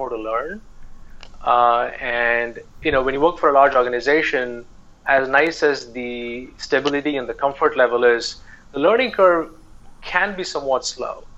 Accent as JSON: {"language": "English", "country": "India", "tie": "born or raised there", "moved": "as an adult", "said": "when I grew up in India"}